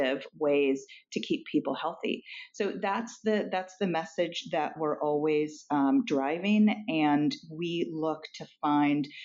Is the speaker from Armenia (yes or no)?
no; Argentina; moved away; I'm also foreign born. I was born in Argentina.